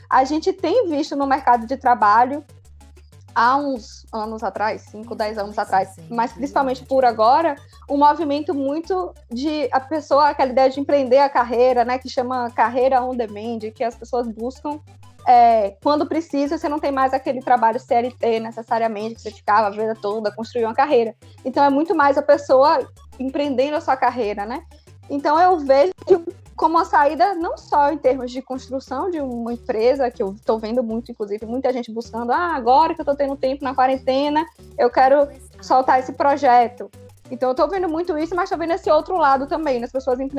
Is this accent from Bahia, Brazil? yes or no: yes; Bahia, Brazil; Sou da Bahia.